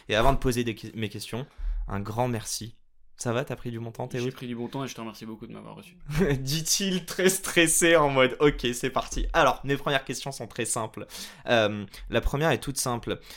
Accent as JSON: {"language": "French", "country": "Morocco", "said": "et je dis pas que ça parce que je suis marocain, et français."}